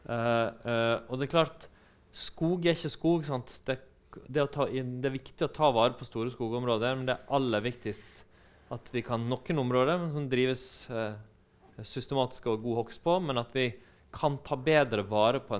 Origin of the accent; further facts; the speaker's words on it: Western Norway, Norway; Og når jeg er fra Vestlandet, da, og ikke fra Østfold.